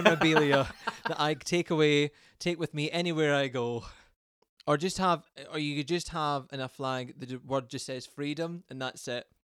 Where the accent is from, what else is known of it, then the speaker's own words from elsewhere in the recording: Scotland, United Kingdom; I'm Scottish